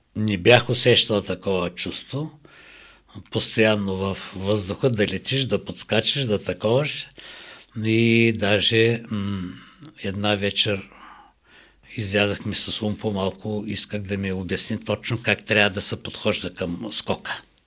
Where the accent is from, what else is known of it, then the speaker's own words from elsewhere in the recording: Varna, Varna Province, Bulgaria; не че съм българин, не че съм от Варна